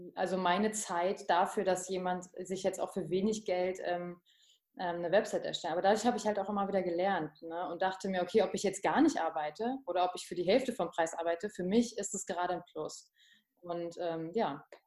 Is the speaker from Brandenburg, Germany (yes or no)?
yes; Potsdam, Brandenburg, Germany; ich komme gebürtig aus Potsdam und ich bin da nie weg